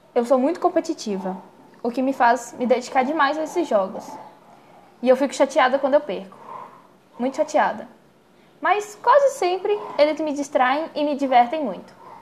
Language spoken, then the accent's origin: Portuguese; Montes Claros, Minas Gerais, Brazil; Eu nasci e moro aqui em Montes Claros